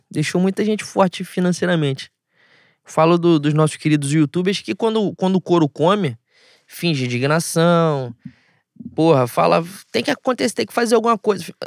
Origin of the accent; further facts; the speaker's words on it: Rio de Janeiro, Brazil; a gente é carioca